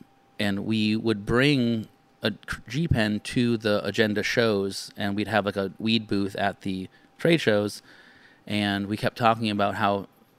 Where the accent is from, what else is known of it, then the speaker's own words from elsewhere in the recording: Massachusetts, United States; moved away as an adult; now in San Diego, United States; I'm from Massachusetts. It's freezing there.